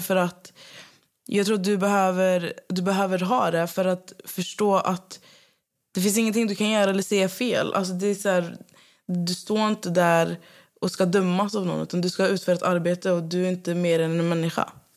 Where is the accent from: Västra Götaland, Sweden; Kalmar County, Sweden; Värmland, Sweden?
Västra Götaland, Sweden; Skövde; moved away as an adult; also born or lived in Södertälje; now in Stockholm, Sweden; där jag bott, jag bott där sedan jag var typ sex år